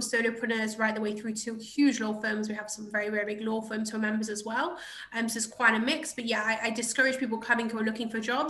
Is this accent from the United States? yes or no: no; England, United Kingdom; moved away as an adult; also born or lived in London; now in Israel; I'm from England originally.